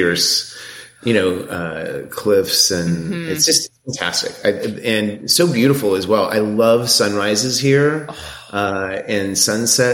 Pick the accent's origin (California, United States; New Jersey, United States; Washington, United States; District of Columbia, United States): Washington, United States; Seattle; moved away; I grew up in Seattle